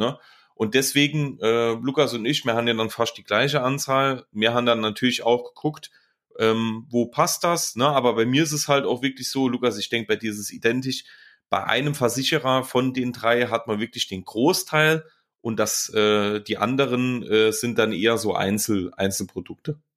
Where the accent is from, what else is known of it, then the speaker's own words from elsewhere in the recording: Saarland, Germany; Phasend oder Phasenacht ist quasi, so nennt man ja den Karneval bei uns im Saarland.